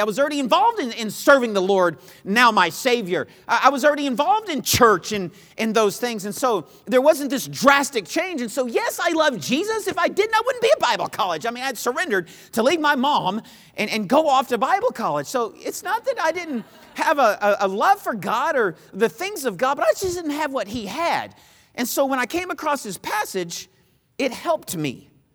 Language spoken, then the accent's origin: English; Texas, United States; moved away as an adult; also born or lived in Missouri; I was from Texas, and I went to school in Missouri